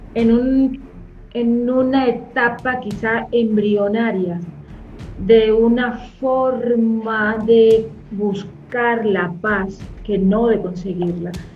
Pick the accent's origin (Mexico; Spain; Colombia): Colombia; como colombiano